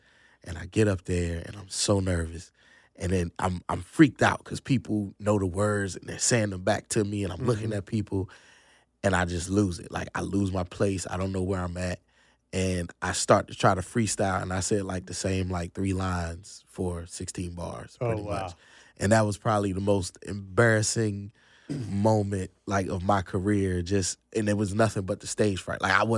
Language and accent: English; Virginia, United States; moved away as an adult; now in North Carolina; Nah, actually, that's in Virginia. I'm from Northern Virginia originally.